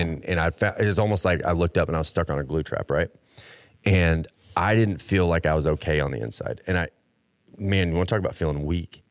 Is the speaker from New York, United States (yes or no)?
no; Texas, United States; I grew up in Texas